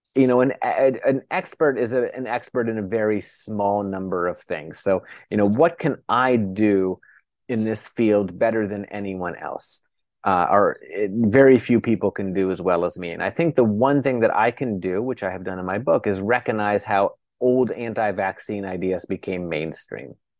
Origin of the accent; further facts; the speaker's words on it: United States; I'm an American